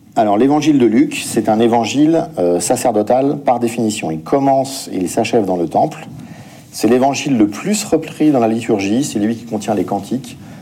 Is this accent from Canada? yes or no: no; France; en tant que Français